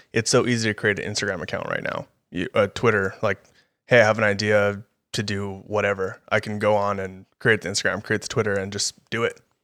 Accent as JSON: {"language": "English", "town": "El Paso", "region": "Texas", "country": "United States", "tie": "born or raised there", "moved": "as an adult", "lives_now": "Austin, United States", "said": "I'm gonna stay at U T E P, stay in El Paso"}